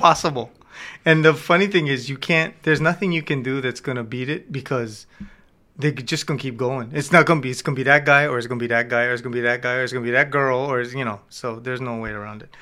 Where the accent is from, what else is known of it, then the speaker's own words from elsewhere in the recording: Hilo, Hawaii, United States; I grew up in Kwana and Hilo